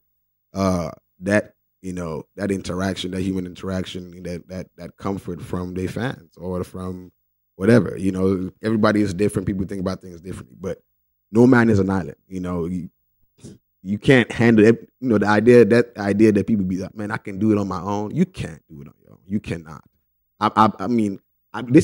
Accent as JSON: {"language": "English", "country": "Nigeria", "tie": "born or raised there", "said": "when I was growing up in Nigeria."}